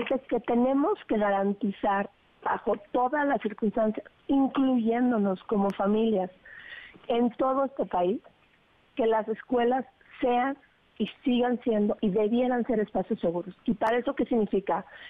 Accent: Mexico; como mexicanos

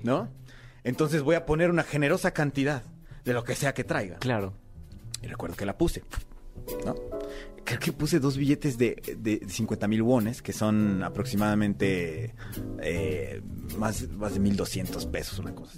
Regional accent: Mexico; moved away as an adult; also born or lived in South Korea; aquí en México, en mi propio país

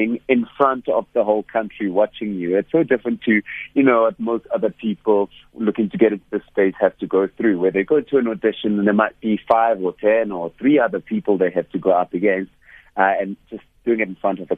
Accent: Hammanskraal, Gauteng, South Africa; I come from Hammanskraal in the north of Pretoria

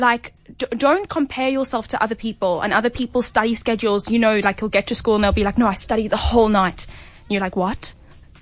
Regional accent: Cape Town, Western Cape, South Africa; I'm an 18-year-old singer-songwriter born and bred in Cape Town.

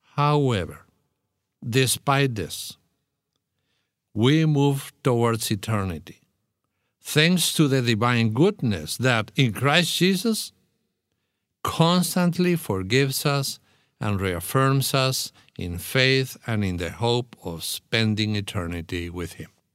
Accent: Argentina; moved away as an adult; I spent forty years in my country. So I was born, raised, educated, and trained as a pastor.

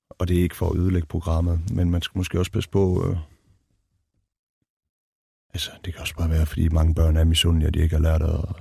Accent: Denmark; Nej, overhovedet ikke. Jeg betragter mig selv som dansk.

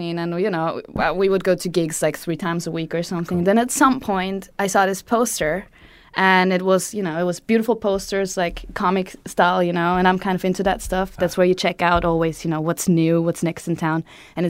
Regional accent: Vienna, Austria; moved away as an adult; now in Japan; I grew up in Vienna.

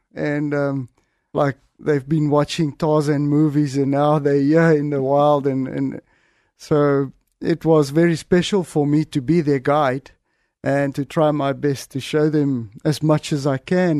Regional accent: south of Johannesburg, Gauteng, South Africa; I, I grew up, uh, was born in seventy-six, um, in a small little country town south of Johannesburg.

